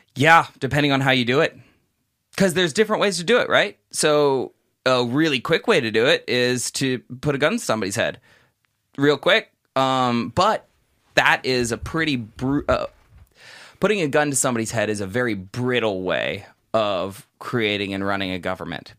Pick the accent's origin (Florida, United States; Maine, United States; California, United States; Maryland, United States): California, United States; Southern; first language English; moved away as an adult; in my early life, the outside world, outside of, you know, Southern California was this really, really frightening place.